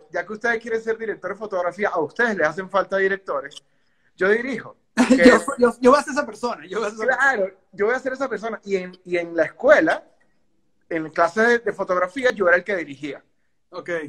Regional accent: Venezuela; venezolano, 33 años y pico.

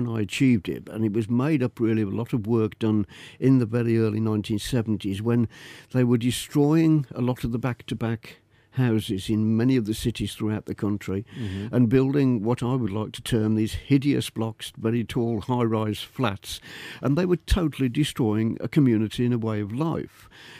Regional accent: Birmingham, West Midlands, United Kingdom; also born or lived in Leeds; Well, I was born in Leeds. Proud to be a true Yorkshireman, of course, but I was only there for 6 months. And father was a general practitioner. He had a practice in Quinton in Birmingham.

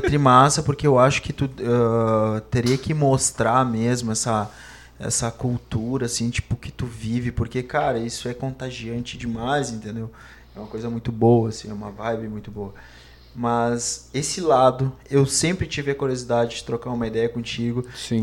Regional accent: Montenegro, Rio Grande do Sul, Brazil; nós tivemos o privilégio de nascer no centro e no, e no mato ao mesmo tempo

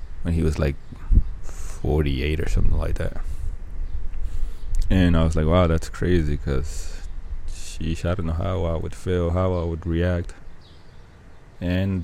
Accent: Dominican Republic; my hometown, the Dominican Republic

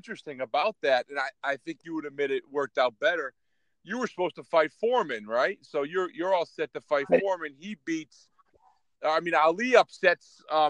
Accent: Scranton, Pennsylvania, United States; moved away; I grew up in Scranton.

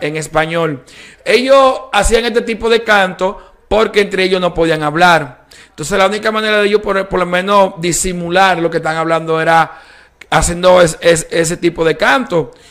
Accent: Dominican Republic; la cultura dominicana tenemos el merengue, bachata, bichuelo y carne

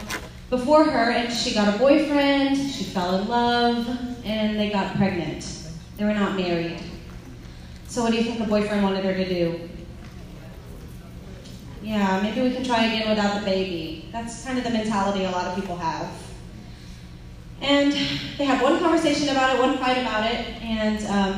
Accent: Lafayette, Louisiana, United States; also born or lived in California; I'm from Lafayette

